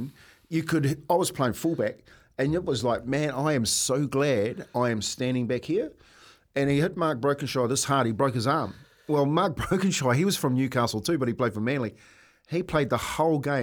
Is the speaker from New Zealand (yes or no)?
yes; Waitara, Taranaki, New Zealand; Those boys from my hometown in Waitara